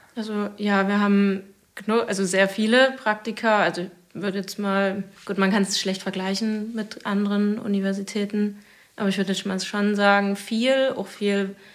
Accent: Zittau, Saxony, Germany; also born or lived in Leipzig; ich komme ursprünglich von hier aus Zittau

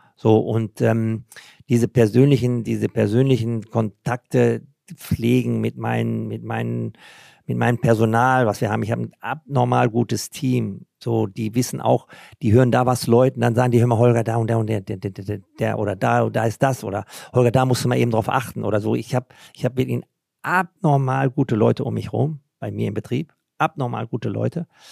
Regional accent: Germany; bei uns in Deutschland

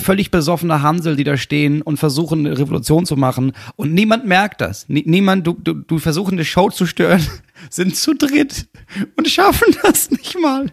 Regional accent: Germany; als Deutscher

